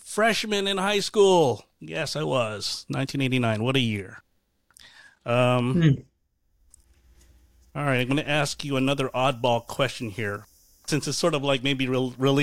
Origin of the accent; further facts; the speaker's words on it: Norfolk and Virginia Beach area, United States; moved away; I grew up in the Norfolk and Virginia Beach area